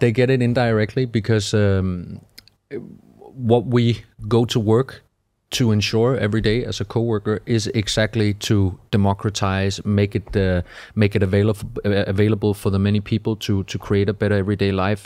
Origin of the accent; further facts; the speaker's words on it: Denmark; moved away as an adult; also born or lived in Malmö, Sweden; I'm from Denmark